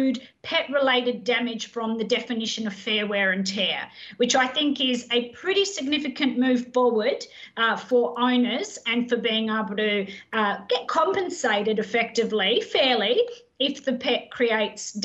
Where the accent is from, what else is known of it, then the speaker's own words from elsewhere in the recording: Adelaide, South Australia, Australia; now in Queensland, Australia; I'm not a Queenslander by birth. I'm married to a Queenslander. I'm actually an Adelaide girl, so I've converted.